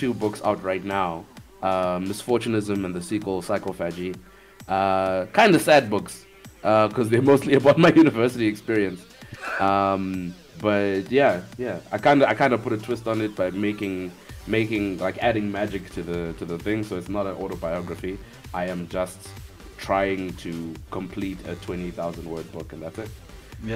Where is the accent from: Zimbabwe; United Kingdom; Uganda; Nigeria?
Zimbabwe; Harare; also born or lived in South Africa; Born and raised in Harare, Zimbabwe.